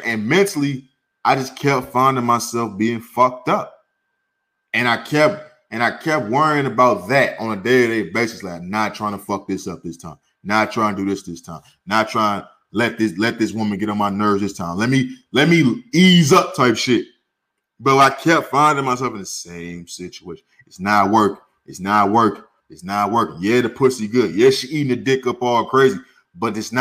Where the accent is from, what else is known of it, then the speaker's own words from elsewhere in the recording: St. Louis, Missouri, United States; also born or lived in California; now in Arizona, United States; I grew up in St. Louis or when I was in California